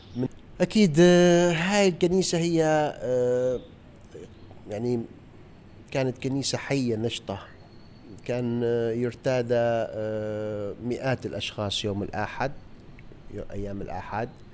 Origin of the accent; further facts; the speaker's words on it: Mosul, Nineveh, Iraq; أنا من الموصل ولادتي موصل